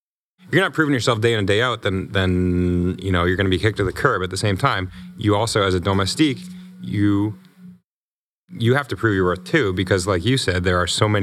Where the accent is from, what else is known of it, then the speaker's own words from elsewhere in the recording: United States; You know, I came from the States with a pedigree of having proved myself in criteriums